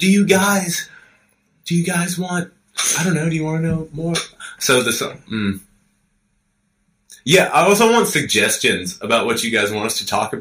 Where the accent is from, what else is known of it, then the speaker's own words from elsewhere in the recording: United States; I am an American